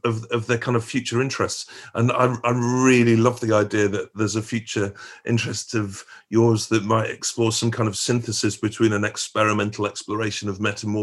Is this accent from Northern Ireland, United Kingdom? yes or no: no; Stockport, North West England, United Kingdom; also born or lived in Edinburgh; now in London, United Kingdom; growing up in Stockport.